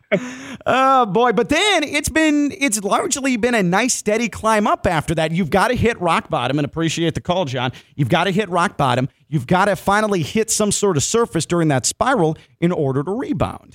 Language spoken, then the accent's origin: English; Chicago, Illinois, United States; as a youth growing up in Chicago